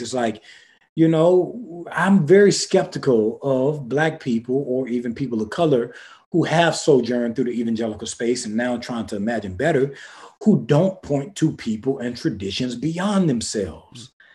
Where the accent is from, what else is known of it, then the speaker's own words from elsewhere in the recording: the Black rural South, United States; I come from the Black rural South